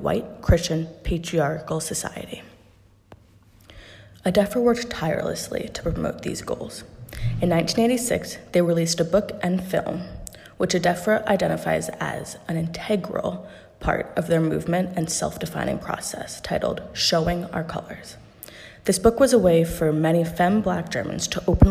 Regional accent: New York City, New York, United States; I'm from Brooklyn, New York

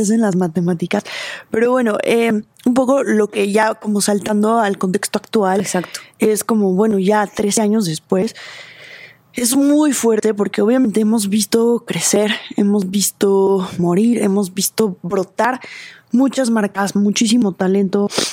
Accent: Mexico; como diseñadora mexicana

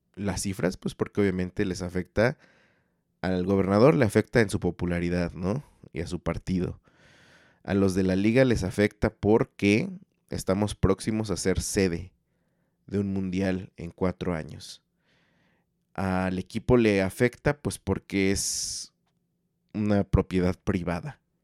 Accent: Mexico; somos mexicanos

